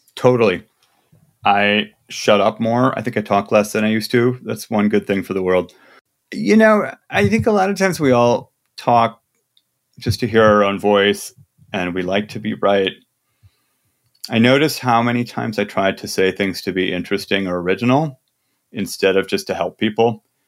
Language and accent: English; Midwest, United States; I'm from the Midwest.